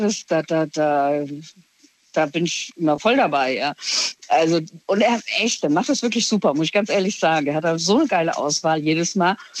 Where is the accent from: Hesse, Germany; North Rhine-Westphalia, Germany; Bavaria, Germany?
Hesse, Germany; ich aus Hessen komme